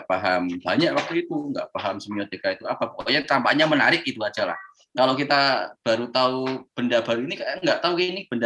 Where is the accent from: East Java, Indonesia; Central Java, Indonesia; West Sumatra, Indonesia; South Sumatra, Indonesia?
Central Java, Indonesia; Pekalongan; also born or lived in Solo; now in Yogyakarta, Indonesia; Kalau saya lahir dan besar sampai SMA di Pekalongan, Jawa Tengah. Terus kuliah S1 di UNS Eh, Universitas 11 Maret Solo.